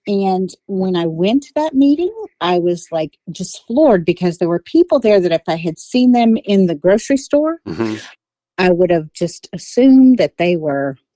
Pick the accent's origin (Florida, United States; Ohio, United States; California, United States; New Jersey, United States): Florida, United States; also born or lived in West Virginia / Savannah; Um, well, I lived all over. I was born in Florida.